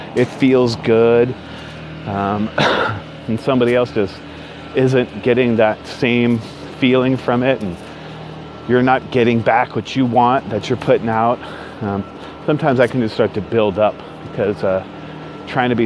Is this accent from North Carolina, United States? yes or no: no; Northern California, United States; now in Southern California, United States; Born and raised in Northern California, now live in Southern California